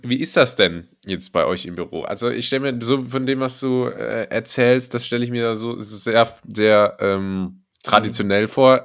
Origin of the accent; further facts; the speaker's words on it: Berlin, Germany; ich als Berliner